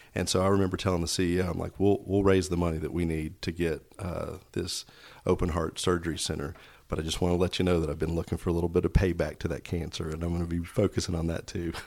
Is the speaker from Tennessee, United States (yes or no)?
yes; Knoxville, Tennessee, United States; moved away as an adult; also born or lived in Snellville, Georgia; now in Georgia, United States; I grew up in Knoxville, Tennessee